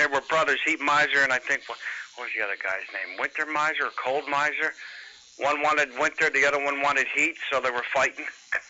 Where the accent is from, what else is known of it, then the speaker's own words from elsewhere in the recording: New Jersey, United States; accent: New Jersey; It's my New Jersey accent